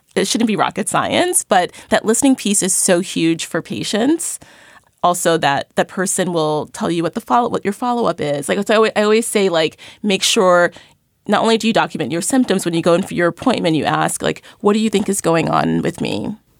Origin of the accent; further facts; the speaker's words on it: New York City, New York, United States; I grew up in Crown Heights, Brooklyn